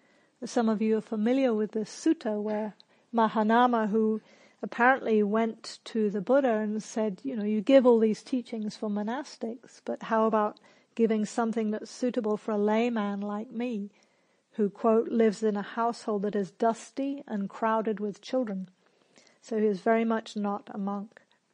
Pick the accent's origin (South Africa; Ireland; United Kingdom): United Kingdom; England; also born or lived in New Zealand; now in Australia; So I grew up in England and New Zealand, and in those countries there's a lot of social pressure to not blow your own trumpet.